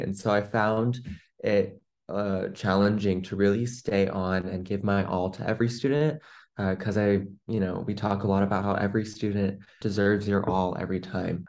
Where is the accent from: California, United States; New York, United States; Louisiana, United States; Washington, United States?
Washington, United States; Seattle; I'm from the Seattle, Washington area.